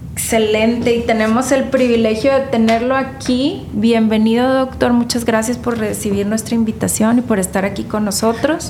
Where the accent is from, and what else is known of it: Nuevo León, Mexico